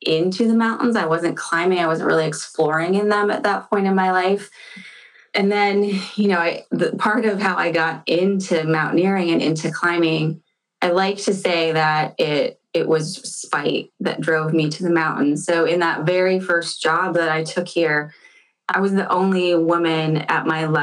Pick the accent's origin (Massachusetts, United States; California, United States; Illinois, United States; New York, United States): Illinois, United States; central; now in Seattle, United States; I grew up in central Illinois